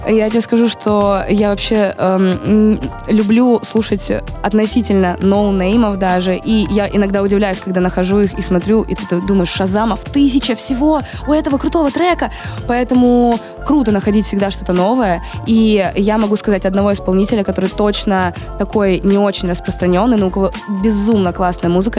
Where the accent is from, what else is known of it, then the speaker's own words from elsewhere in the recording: Rostov-on-Don, Rostov Oblast, Russia; now in Moscow, Russia; я из Ростова тоже